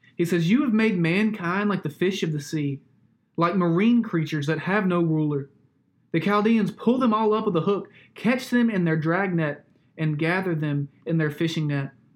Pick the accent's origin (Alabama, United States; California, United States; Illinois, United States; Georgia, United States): Alabama, United States; Growing up in Alabama